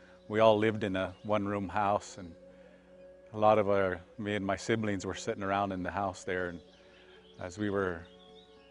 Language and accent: English; Pine Ridge Indian Reservation, South Dakota, United States; I was born and raised on the Pine Ridge Indian Reservation, and lived a good deal of my life here